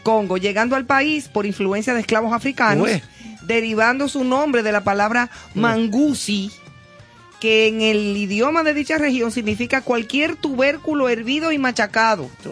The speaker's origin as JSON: {"language": "Spanish", "country": "Dominican Republic", "also_born_or_lived": "Madrid, Spain"}